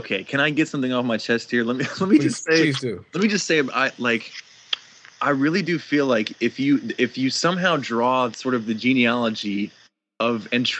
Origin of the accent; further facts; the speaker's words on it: Rochester, New York, United States; now in Atlanta, United States; I was born in Rochester and I migrated down to Atlanta. So I'm kind of in the opposite boat of you. I started up north and then came to the South.